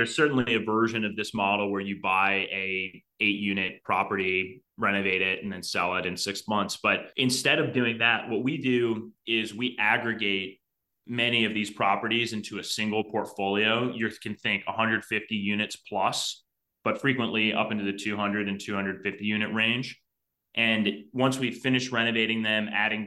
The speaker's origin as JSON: {"language": "English", "town": "Cleveland", "region": "Ohio", "country": "United States", "tie": "born or raised there", "said": "growing up in Cleveland, I was about 2 hours drive time from all of these"}